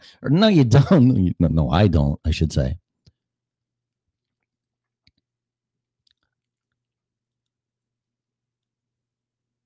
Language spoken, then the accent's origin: English; Streamwood, Illinois, United States; also born or lived in Des Plaines, Illinois / Davis Junction, Illinois / Las Vegas; my hometown, Streamwood, Illinois